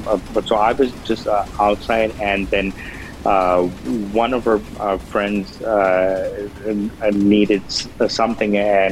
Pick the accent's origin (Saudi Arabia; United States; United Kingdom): Saudi Arabia; born there; also born or lived in Pakistan; Well, no, I mentioned where I was born in Saudi Arabia. I lived there for a few years and lived in Pakistan from 83 till 94 and all.